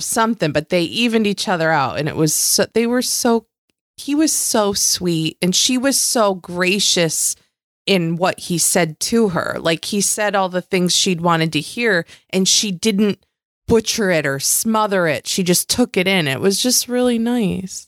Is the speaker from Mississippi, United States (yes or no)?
no; Western New York, United States; I come from the Western New York area where I say mom and dad.